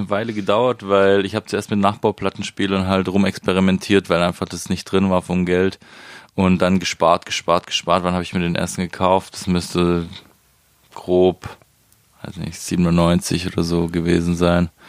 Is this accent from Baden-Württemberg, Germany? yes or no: yes; Biberach an der Riss, Baden-Württemberg, Germany; Das ist äh, zwischen Ulm und Ravensburg, Richtung Bodensee, schön Oberschwaben. Ähm, es war schön da au